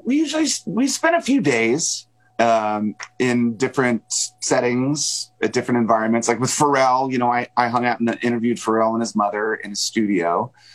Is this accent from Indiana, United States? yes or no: no; Springfield, Virginia, United States; moved away; have very fond memories of growing up in Springfield